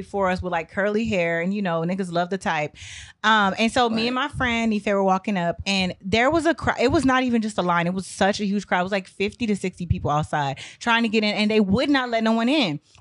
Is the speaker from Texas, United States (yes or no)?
yes; Austin, Texas, United States; moved away as an adult; now in New York, United States; I'm from Austin, Texas